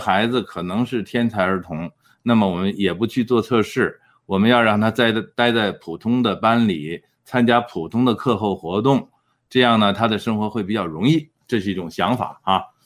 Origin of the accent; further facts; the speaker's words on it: China; now in Edmonton, Canada; 我们中国人